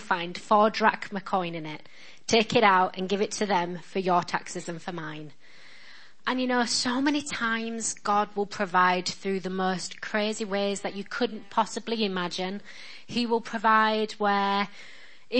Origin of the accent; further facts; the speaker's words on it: Yorkshire and the Humber, United Kingdom; accent: northern; I'm just a girl from Yorkshire. My dad was a postman. My mum was a cleaner